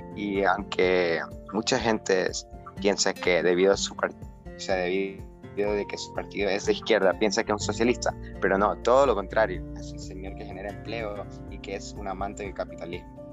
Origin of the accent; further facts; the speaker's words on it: Ecuador; tenemos como ecuatorianos